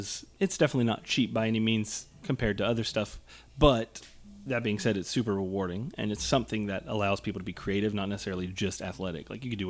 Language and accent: English; Level Plains, Alabama, United States; also born or lived in Daleville, Alabama; I'm from Level Plains originally. Right. Small country town. So growing up there and then moving to Delville...